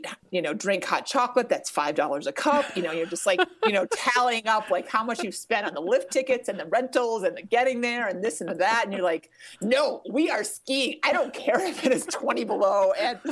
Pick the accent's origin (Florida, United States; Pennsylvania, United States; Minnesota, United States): Minnesota, United States; now in Colorado, United States; it was more convenient for me to learn to ski in Minnesota